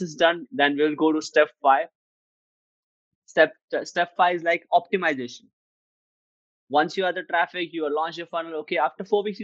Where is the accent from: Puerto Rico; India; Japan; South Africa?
India; I'm from India